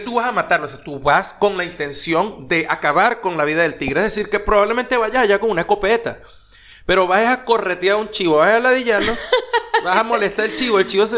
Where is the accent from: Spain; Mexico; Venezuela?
Venezuela; montón de compatriotas de uno, este, venezolanos